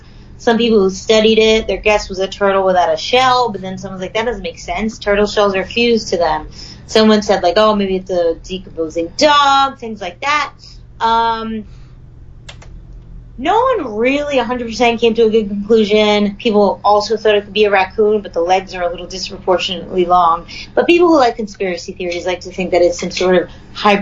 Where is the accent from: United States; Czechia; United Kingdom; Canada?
United States; Long Island, New York; Long Island, my hometown, not a town, my home island